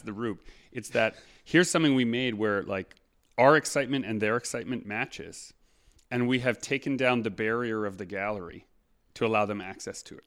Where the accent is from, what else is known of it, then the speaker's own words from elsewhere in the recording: Canada; we are also Canadian